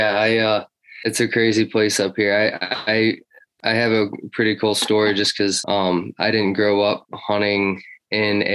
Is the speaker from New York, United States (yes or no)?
yes; Minerva, New York, United States; also born or lived in Nashville, Tennessee; I live in Minerva, New York in the Adirondacks. And I was born in Nashville, Tennessee, and I lived there. That's where my parents met. I lived there till the age of 7, then moved up here